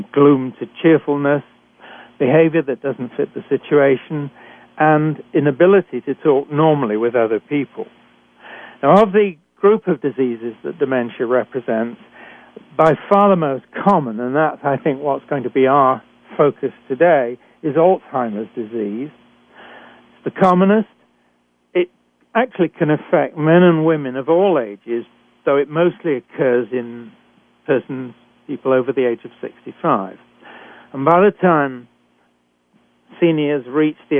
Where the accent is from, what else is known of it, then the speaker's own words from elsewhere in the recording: United Kingdom; accent: British; moved away as an adult; also born or lived in Canada; I'm a physician trained in Britain, and as you can tell from my accent